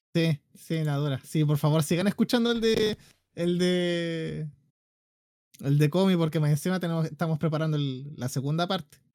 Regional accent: Concepción, Biobío, Chile; yo nací en Conce, la cuna del rock chileno

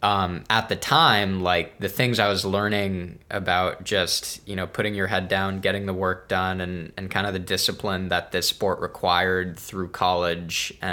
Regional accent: North Bay Area, California, United States; also born or lived in Brooklyn, New York; growing up in the Bay Area

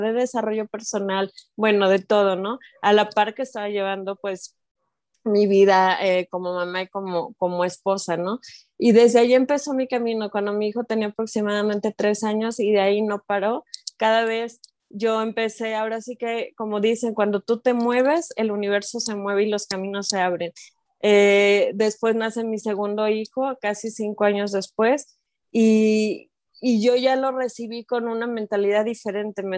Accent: Mexico; also born or lived in Guadalajara; soy de México, vivo en Guadalajara

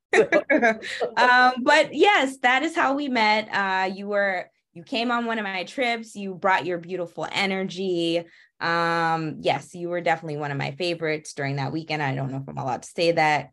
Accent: Massachusetts, United States; also born or lived in Atlanta, Georgia; now in Washington, DC, United States; I'm originally from Massachusetts

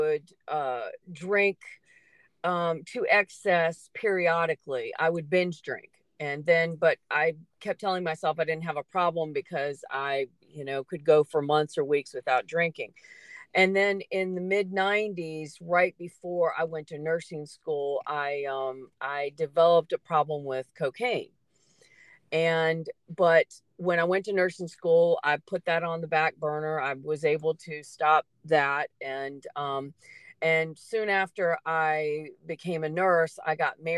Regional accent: Charlottesville, Virginia, United States; also born or lived in Dyke, Virginia; I was born here. Both my parents were born here. I grew up in Charlottesville, and then we moved to a farm in 1980 out in Dyke, Virginia

